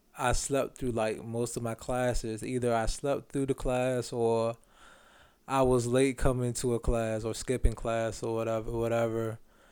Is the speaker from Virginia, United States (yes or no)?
yes; Franklin, Virginia, United States; I'm from Franklin, Virginia